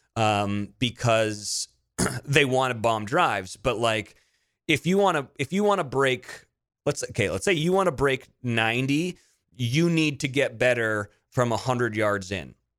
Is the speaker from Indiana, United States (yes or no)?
no; Monterey, California, United States; I grew up in Monterey